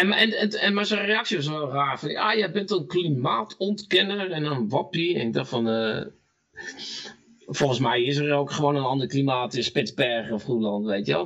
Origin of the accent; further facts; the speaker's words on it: North Brabant, Netherlands; moved away; also born or lived in Friesland; ik kwam uit Brabant